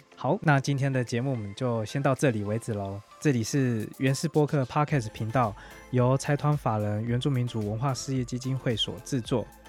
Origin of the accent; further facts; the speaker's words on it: Taitung County, Taiwan; also born or lived in Hualien; 我自己本身是台东长大的